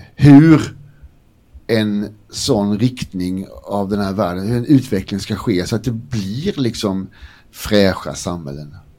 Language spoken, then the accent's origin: Swedish; Blekinge, Sweden; Jag har inte sagt att jag är från Blekinge än, men alltså, jag är ju halvdansk.